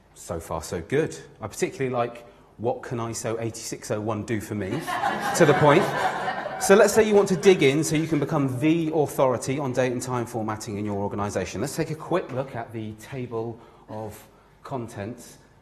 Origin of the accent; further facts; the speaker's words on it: Newquay, South West England, United Kingdom; I grew up in Newquay, the home of UK surfing.